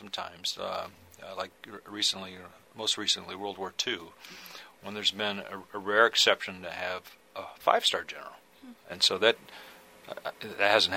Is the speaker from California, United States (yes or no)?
no; Ohio, United States; moved away as an adult; now in Maryland, United States; But I was raised in Ohio.